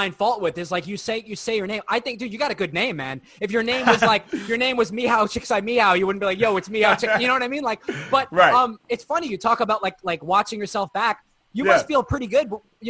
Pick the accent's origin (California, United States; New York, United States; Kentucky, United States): New York, United States; I'm from New York